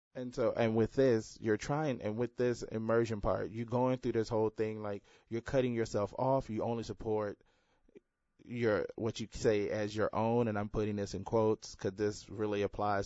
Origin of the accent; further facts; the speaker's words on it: Houston, Texas, United States; growing up in Houston, it all, uh, primarily black neighborhood